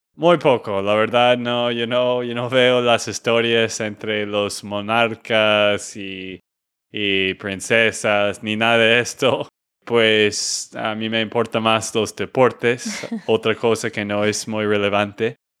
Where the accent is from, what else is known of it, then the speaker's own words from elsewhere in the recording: Texas, United States; de Texas, Estados Unidos